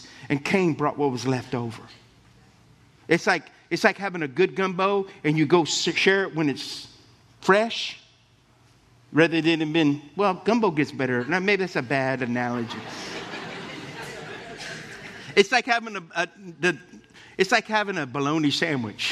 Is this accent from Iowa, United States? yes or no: no; Lafayette, Louisiana, United States; I grew up in Oakbourne Estates in Lafayette